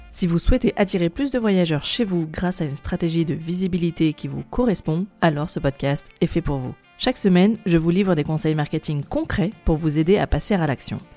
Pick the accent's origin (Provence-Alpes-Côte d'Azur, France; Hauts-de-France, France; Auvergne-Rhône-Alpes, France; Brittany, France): Auvergne-Rhône-Alpes, France; Grenoble; moved away; je suis une ancienne urbaine, parce que je suis originaire de Grenoble